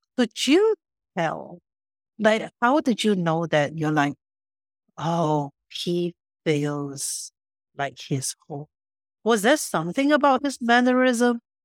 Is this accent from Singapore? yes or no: yes; Singapore; moved away as an adult; now in Vancouver, Canada; where I grew up in Singapore